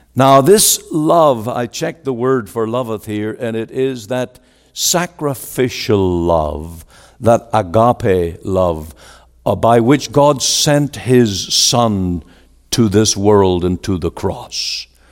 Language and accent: English; Northern Ireland, United Kingdom; moved away as an adult; now in Surrey, Canada; I was born in Northern Ireland.